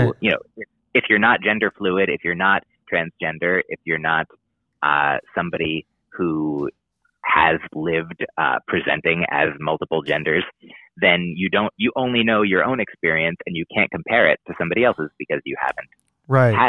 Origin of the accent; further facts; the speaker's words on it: United States; I'm an American